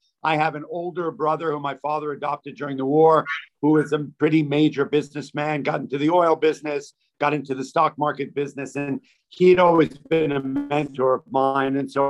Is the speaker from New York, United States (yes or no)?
yes; New York City, New York, United States; I grew up in New York City. My father's a doctor. My parents are Holocaust survivors, came here in 1949.